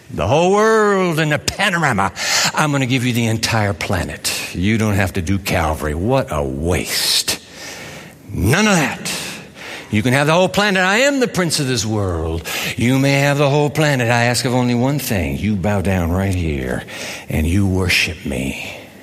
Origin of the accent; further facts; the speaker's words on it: Japan; I grew up in Japan